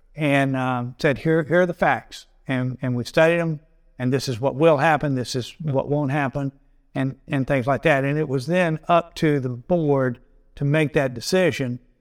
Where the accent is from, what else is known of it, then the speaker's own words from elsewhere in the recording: Augusta, Georgia, United States; now in Kiawah Island, United States; I grew up in outside Augusta, Georgia, rural setting, the typical dead end dirt road.